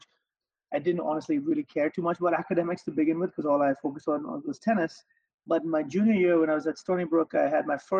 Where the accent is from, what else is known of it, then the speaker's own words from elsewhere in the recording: Mumbai, Maharashtra, India; moved away as an adult; also born or lived in Arkansas / Long Island; now in United States; I grew up in Bombay in India